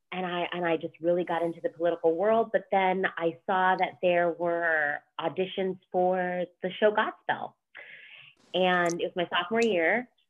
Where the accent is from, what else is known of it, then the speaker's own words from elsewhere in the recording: Miami, Florida, United States; also born or lived in Orlando; I grew up in Miami, but then from there, I also went to elementary and middle school in Orlando. So Central Florida was a huge part of growing up as well in those years for me